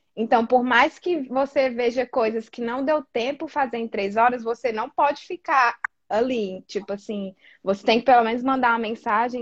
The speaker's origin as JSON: {"language": "Portuguese", "town": "Fortaleza", "region": "Ceará", "country": "Brazil", "moved": "as an adult", "lives_now": "Australia", "said": "sou de Fortaleza, Ceará, no Nordeste ali, o que não é muito comum aqui na Austrália, ter gente nordestina"}